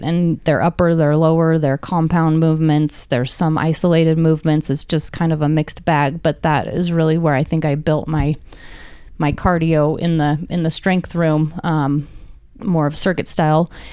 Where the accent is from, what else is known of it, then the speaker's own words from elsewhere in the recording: Reno, Nevada, United States; I've been born and raised in Reno